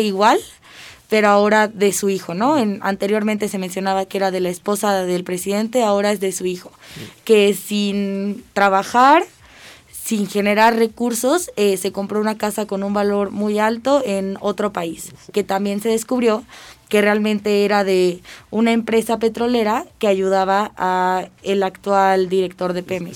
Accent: Mexico; nosotros como ciudadanos y como mexicanos

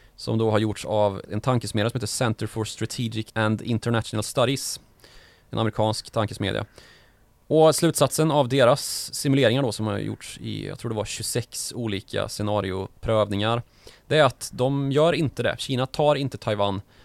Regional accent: Karlstad, Värmland, Sweden; Min hemstad Karlstad

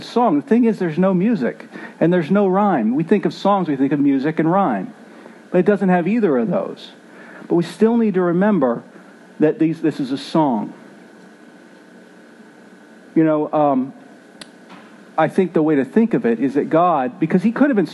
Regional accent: Philadelphia, Pennsylvania, United States; Growing up in Philly

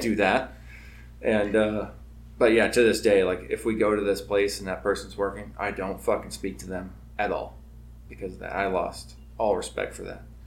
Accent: North Kitsap, Washington, United States; growing up in the North End up here.

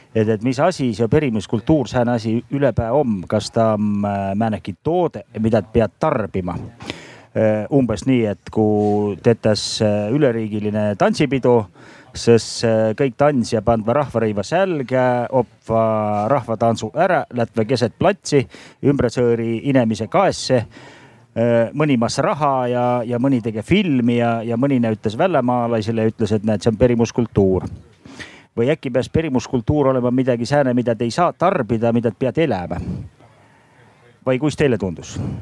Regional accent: Võro, Võru County, Estonia

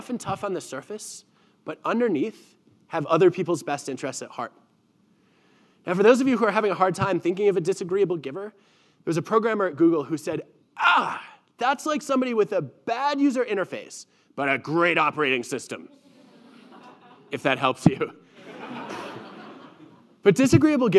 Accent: Michigan, United States; moved away; growing up in Michigan right near the Canadian border where we actually drove south to get to Canada

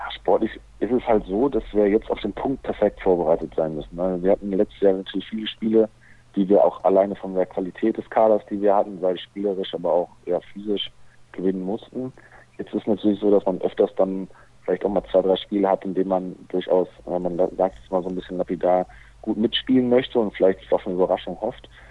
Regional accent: Lippe, North Rhine-Westphalia, Germany; Ich komme ursprünglich aus dem Lipperland

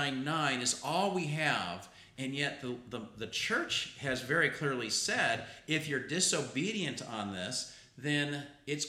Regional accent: Utah, United States; I'm from Utah

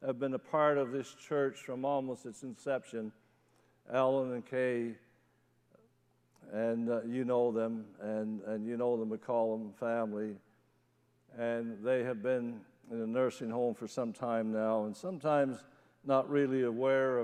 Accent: Newfoundland and Labrador, Canada; moved away; When I was a kid growing up in Newfoundland, we used to have something called a testimony meeting.

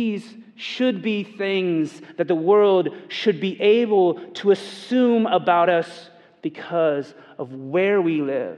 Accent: Indiana, United States; I'm from Indiana

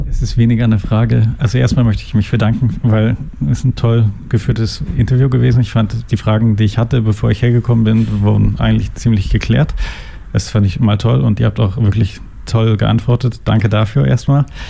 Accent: Germany; now in Switzerland; ich komme aus Deutschland und meine Mutter äh, war Krankenschwester

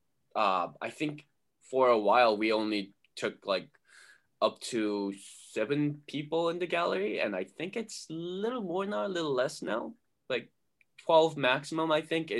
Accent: South Korea; now in United States; And I grew up in Korea. I was born in US, but then my entire family moved back to Korea when I was two

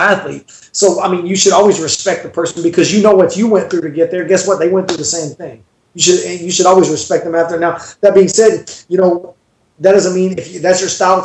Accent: Dallas, Texas, United States; I'm from Dallas

